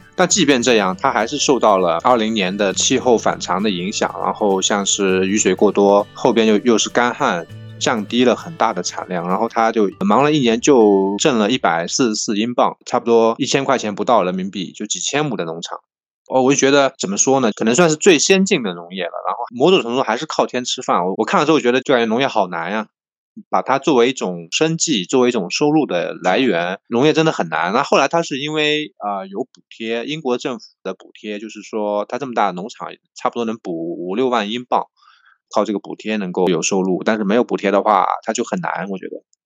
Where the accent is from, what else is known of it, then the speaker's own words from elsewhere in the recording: Zhejiang, China; 我们浙江